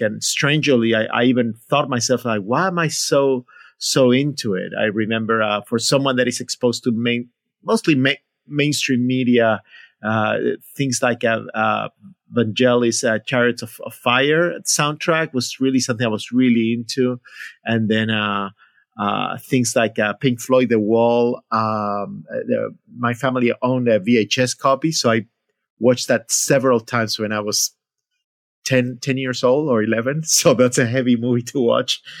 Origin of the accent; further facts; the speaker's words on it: Buenos Aires, Argentina; moved away; I grew up in Buenos Aires, Argentina